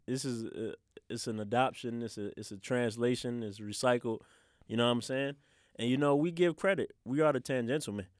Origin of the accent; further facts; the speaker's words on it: Richmond, Virginia, United States; growing up in the city, growing up in Southside